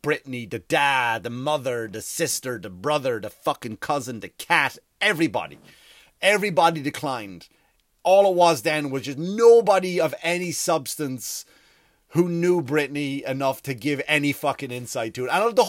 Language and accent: English; Ireland; accent: Irish; now in United States; Sometimes I go back into American because I've lived here for 15 years and I go back to Irish and it's not, and even the Irish people call me, that's not a fucking Irish accent.